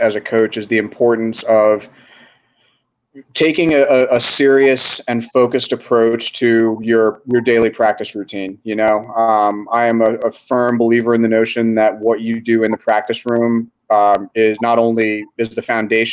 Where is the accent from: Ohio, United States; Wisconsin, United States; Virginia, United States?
Virginia, United States; Reston; my hometown of Reston